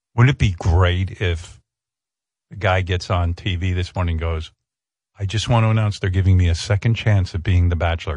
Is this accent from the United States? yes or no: yes; Northeast, United States; I grew up in the Northeast